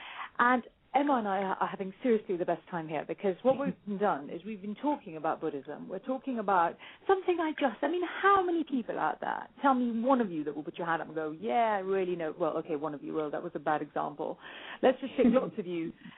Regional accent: India; I'm Indian.

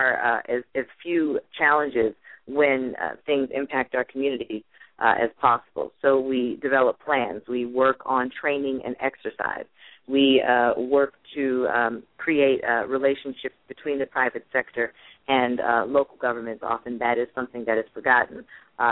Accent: Buffalo, New York, United States; We grew up in Buffalo, New York

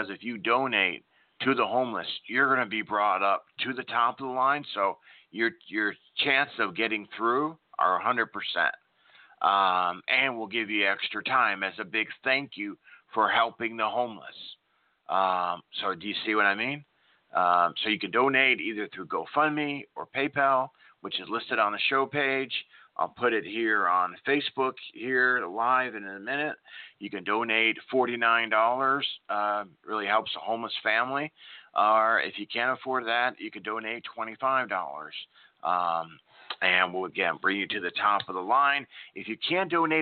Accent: Nebraska, United States; now in Oklahoma, United States; I grew up in Nebraska, now in Oklahoma

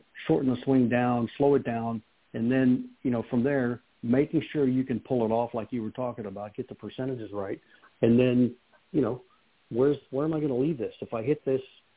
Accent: Kansas, United States; I grew up in Kansas

